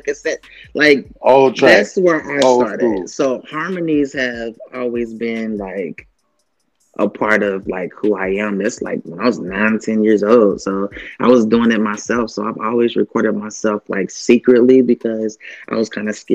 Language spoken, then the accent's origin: English; Kentucky, United States; I grew up in Kentucky